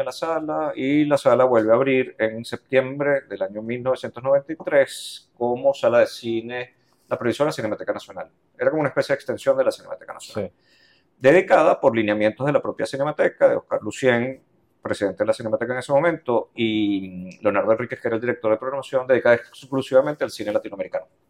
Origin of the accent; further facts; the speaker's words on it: Los Teques, Miranda, Venezuela; Yo nací en Los Teques, todo esto fue en Los Teques